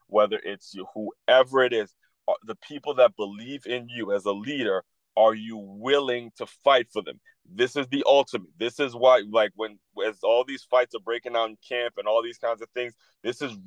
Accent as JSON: {"language": "English", "town": "Silver Spring", "region": "Maryland", "country": "United States", "tie": "born or raised there", "said": "my hometown of Silver Spring, Maryland"}